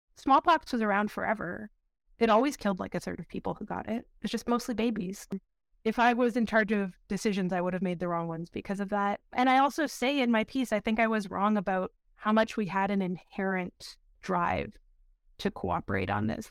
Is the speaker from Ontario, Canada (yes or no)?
yes; Windsor, Ontario, Canada; I grew up in Windsor, Ontario, or outside of Windsor, Ontario in the county